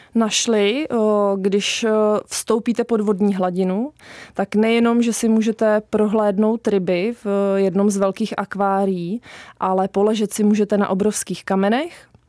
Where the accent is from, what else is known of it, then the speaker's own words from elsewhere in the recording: Liberec, Liberec Region, Czechia; now in Zruč nad Sázavou, Czech Republic; Tak já pocházím z Liberce